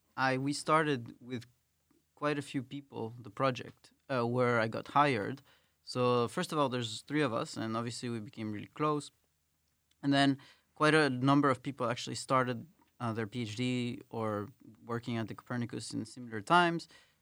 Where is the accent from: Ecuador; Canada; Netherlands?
Ecuador; Quito, Pichincha; Like I come from Latin America, and there usually we have a culture where people, the foreigners, there are so few of them. Well, I mean there are a lot. Ecuador, especially Quito, is a very diverse city